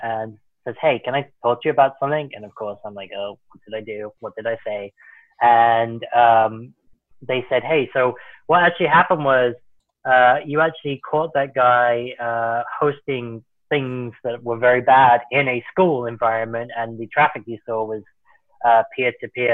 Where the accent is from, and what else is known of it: Worcestershire, West Midlands, United Kingdom; born or raised there; moved away as an adult; now in United States